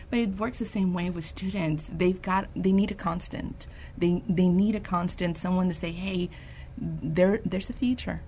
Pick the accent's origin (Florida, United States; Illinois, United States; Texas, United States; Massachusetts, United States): Texas, United States; San Antonio; Born and raised in San Antonio